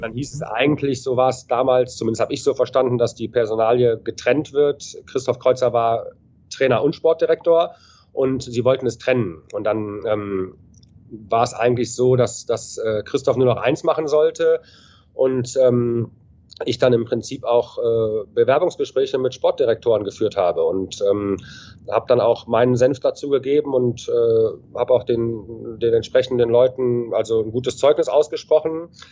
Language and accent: German; Düsseldorf, North Rhine-Westphalia, Germany; moved away as an adult; also born or lived in Ingolstadt / Cologne / Hanover; ich bin gebürtiger Düsseldorf, habe mhm. mit drei oder vier Jahren angefangen, äh, Eishockey zu spielen, habe alle, alle Nachwuchsmannschaften durchlaufen